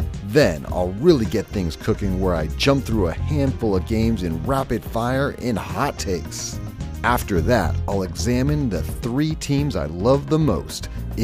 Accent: Colorado, United States; moved away as an adult; now in Bay Area, United States; I was born and raised in Colorado

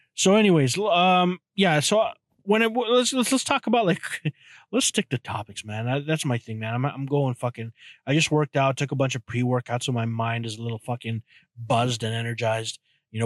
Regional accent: Canada; I'm Canadian.

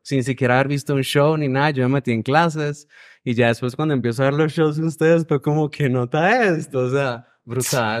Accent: Venezuela; moved away as an adult; now in Medellín, Colombia; Yo soy de Venezuela

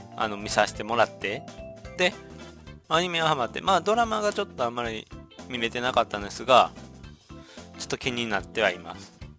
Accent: Shiga, Japan; 滋賀県出身なんで

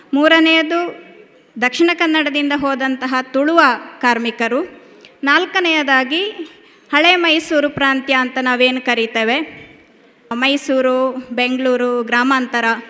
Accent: Siddapura, Karnataka, India; also born or lived in Virajpet, Kodagu; ನಾನು ಹುಟ್ಟಿದ್ದು ಕೊಡಗಿನಲ್ಲಿ ಕೊಡಗಿನ ವಿರಾಜಪೇಟೆ ಹಾಗೆ ಬೆಳೆದದ್ದು ಕೊಡಗಿನ ಸಿದ್ದಾಪುರ

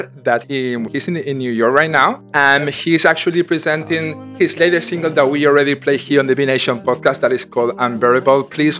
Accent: Spain; I am Spanish, so I'm originally from Spain.

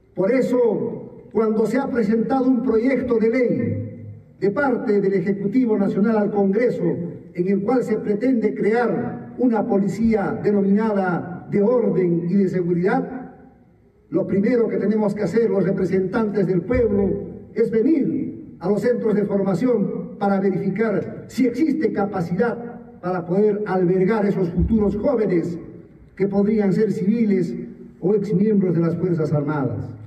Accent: Cusco, Peru; como cusqueño

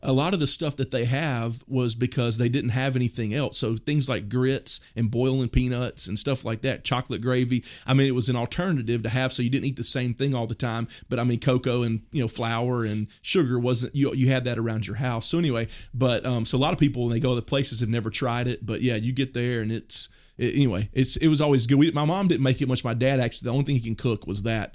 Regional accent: Mississippi, United States; moved away as an adult; also born or lived in Oklahoma City, Oklahoma; now in Purcell, United States; the town I grew up in Mississippi

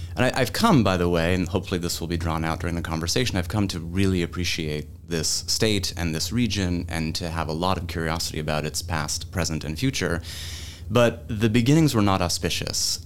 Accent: Massachusetts, United States; moved away as an adult; also born or lived in Pennsylvania / Los Angeles / Florence, Italy; now in Columbia, South Carolina, United States; my home state

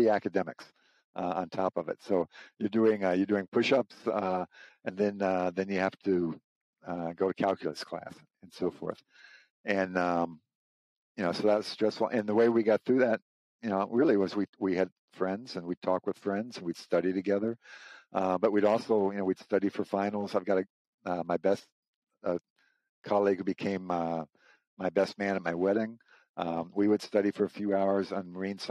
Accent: St. Louis, Missouri, United States; moved away as an adult; now in Burke, United States; I grew up in St. Louis, Missouri

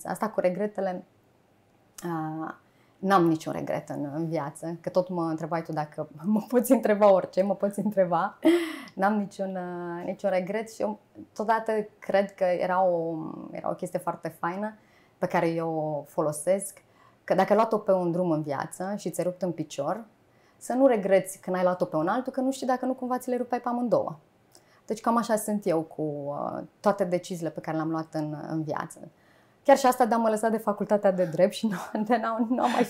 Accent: Bacău, Bacău County, Romania; Nu sunt. Nu sunt. Sunt uh, din uh, Moldova noastră.

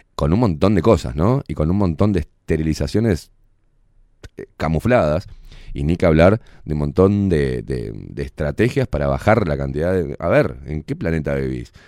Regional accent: Uruguay; Uruguay, que es nuestro país

